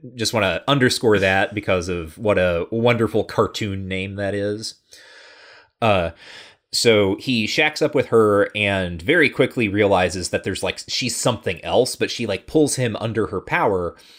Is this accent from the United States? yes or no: yes; Midwest, United States